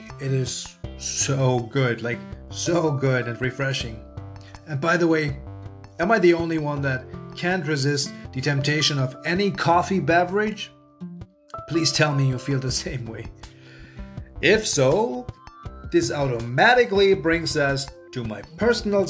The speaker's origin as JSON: {"language": "English", "country": "Germany", "moved": "yes", "lives_now": "Canada", "said": "in case if you are wondering where this charming accent is from, I am originally from Germany, so I am a German living in Canada"}